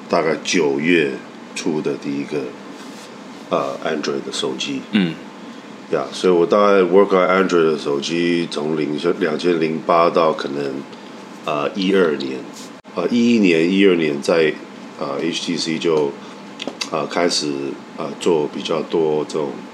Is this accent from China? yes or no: no; Taiwan; 我们台湾人